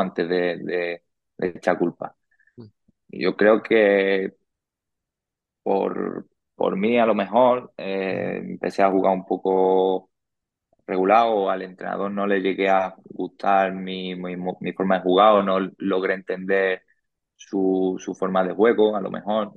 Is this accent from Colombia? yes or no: no; Murcia, Region of Murcia, Spain; moved away as an adult; now in Valdepeñas, Spain; para mí Murcia ha sido mi casa, ha sido, bueno, es, a día de hoy en mi casa, es donde yo me he criado